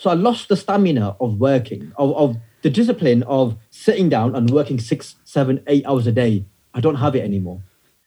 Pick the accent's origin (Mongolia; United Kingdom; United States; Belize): United Kingdom; the north of England; my teenage years growing up in the north of England during the 90s as a British Pakistani Muslim kid